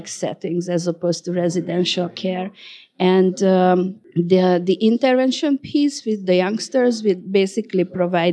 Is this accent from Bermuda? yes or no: no; Hungary; I'm from Hungary